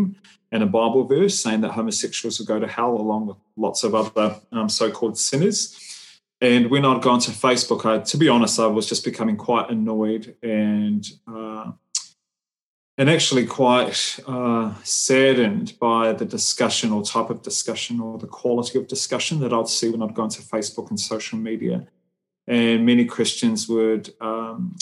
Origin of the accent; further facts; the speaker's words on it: New Zealand; I'm Samoan. I was born and raised in New Zealand